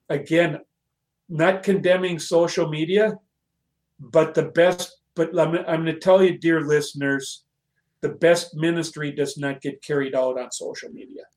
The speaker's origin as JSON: {"language": "English", "country": "United States", "said": "as American Christians in this wonderful country of ours"}